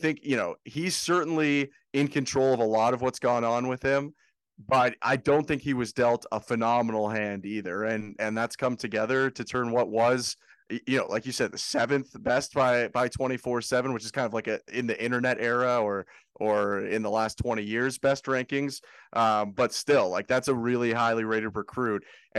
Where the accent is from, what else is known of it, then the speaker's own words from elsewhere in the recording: Canada; I'm Canadian.